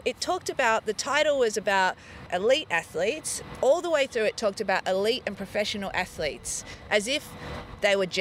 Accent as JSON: {"language": "English", "town": "Melbourne", "region": "Victoria", "country": "Australia", "tie": "born or raised there", "said": "I did grow up in Melbourne"}